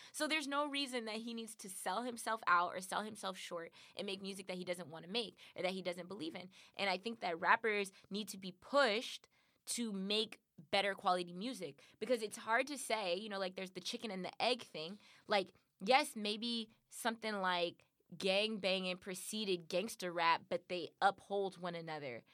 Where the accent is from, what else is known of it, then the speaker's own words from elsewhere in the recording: Compton, California, United States; I'm from Compton. Like I grew up in these communities